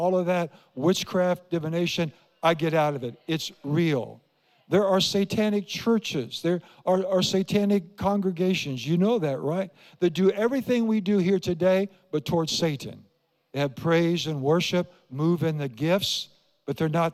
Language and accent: English; Iowa, United States; I grew up in Iowa